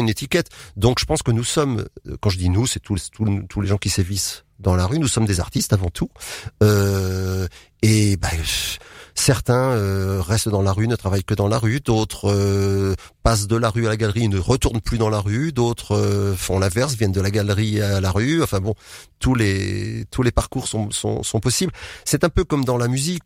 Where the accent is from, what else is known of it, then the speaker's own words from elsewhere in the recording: Nantes, Pays de la Loire, France; moved away as an adult; also born or lived in Tours / Bourges / Ireland / Nord; ma ville natale, Nantes